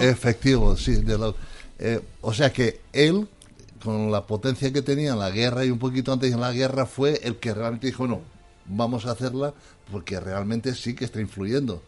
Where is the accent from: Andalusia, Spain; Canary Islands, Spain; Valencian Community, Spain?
Valencian Community, Spain; en mi pueblo yo soy un pueblo músico, de los mejores músicos que hay en el mundo, de ahí de Valencia